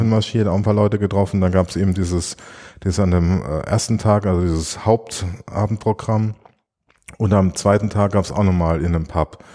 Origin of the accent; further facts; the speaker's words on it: Germany; moved away; in meiner Heimat, in der Kupfalz